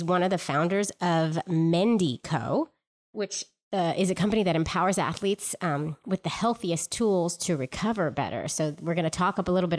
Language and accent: English; California, United States; I'm from California, too